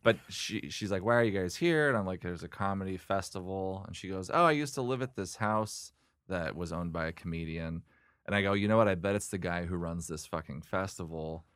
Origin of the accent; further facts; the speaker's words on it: Oregon, United States; now in Los Angeles, United States; I'm from, I grew up in Oregon